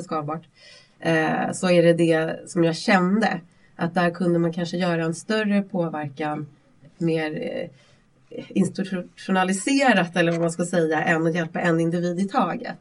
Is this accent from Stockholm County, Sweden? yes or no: yes; Vallentuna, Stockholm County, Sweden; jag växte upp i Vallentuna ute på landsbygden